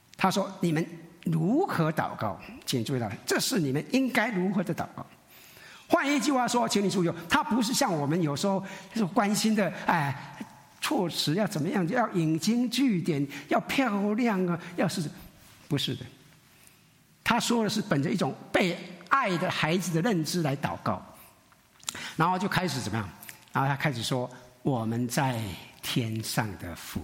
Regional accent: Taiwan; 我们闽南人，我们台湾人很属灵

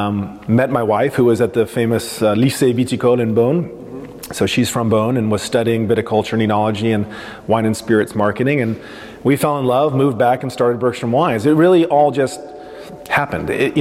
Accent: Portland, Oregon, United States; we grew up in Northwest Portland

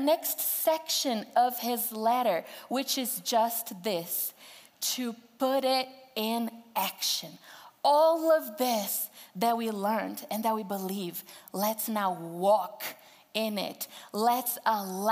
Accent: Brazil; English is a second language; moved away as an adult; now in Greeley, United States; I'm from Brazil, and growing up in Brazil, I was told that it was very important to learn English as a second language.

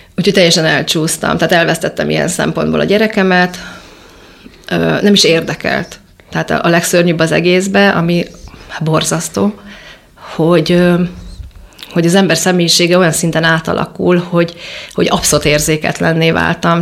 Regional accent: Budapest, Hungary; gyerekeskedni a nyolcadik, nyolcadik kerületbe

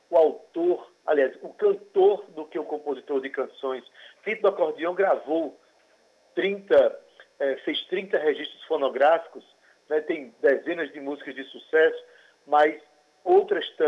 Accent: Northeast Region, Brazil

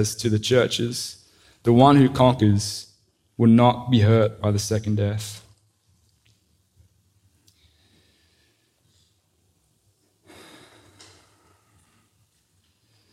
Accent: Sydney, New South Wales, Australia; accent: Australian; moved away as an adult; also born or lived in Crestwood North, United States; now in United States; I grew up in Sydney, came to the US, like I said, in 09

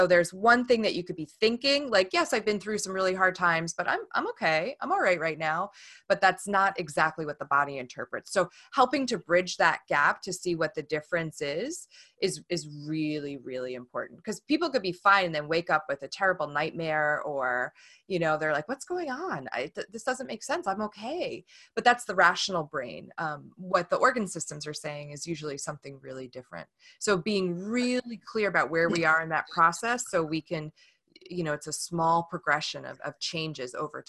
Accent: New York, United States; now in Washington, United States; It's a good thing about being a New Yorker living in Washington, at least I can own it.

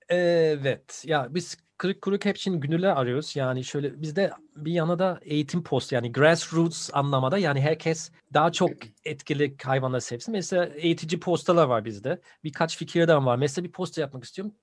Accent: Bonn, North Rhine-Westphalia, Germany; Turkish is a second language; moved away as an adult; now in Turkey; Ben Bon'da doğdum

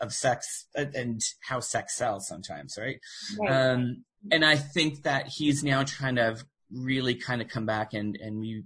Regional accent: Miramichi, New Brunswick, Canada; moved away as an adult; also born or lived in Fredericton, New Brunswick / Toronto; now in Nova Scotia, Canada; I was born in Miramichi, New Brunswick, back before it was amalgamated, when it was still Newcastle and Chatham

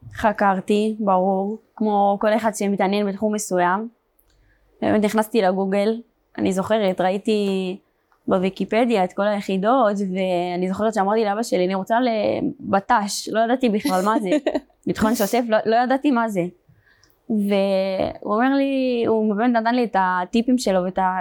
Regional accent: Beersheba, Southern District, Israel; also born or lived in Meitar; נולדתי בבאר שבע. גדלתי

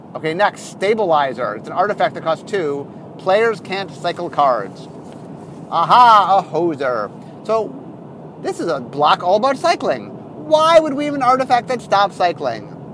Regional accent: Cleveland, Ohio, United States; We're from Cleveland, Ohio.

